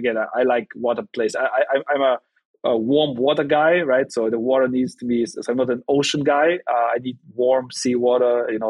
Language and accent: English; Germany; also born or lived in Russia; I was born in Russia. I came to Germany when I was 4.